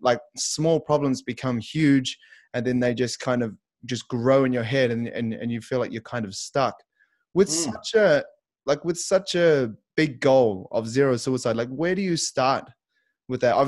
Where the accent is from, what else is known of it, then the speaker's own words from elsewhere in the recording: Christchurch, Canterbury, New Zealand; also born or lived in Auckland; I moved from my home city up to Auckland. So I'm from Christchurch.